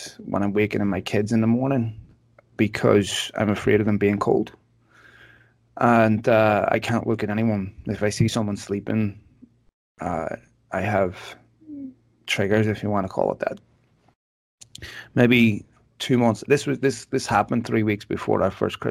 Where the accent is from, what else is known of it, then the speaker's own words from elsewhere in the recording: Belfast, Northern Ireland, United Kingdom; I was born in Belfast in the 70s. I grew up there.